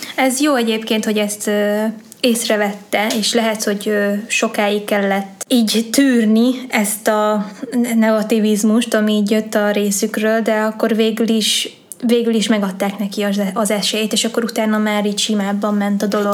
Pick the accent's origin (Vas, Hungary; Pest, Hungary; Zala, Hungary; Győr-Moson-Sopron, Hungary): Vas, Hungary; Sárvár; moved away; also born or lived in Pécs; egy kis városban, ahol én is felnőttem